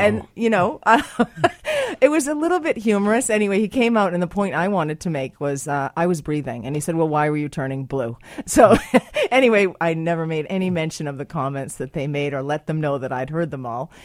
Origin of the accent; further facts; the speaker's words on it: United States; now in Canada; I am American as well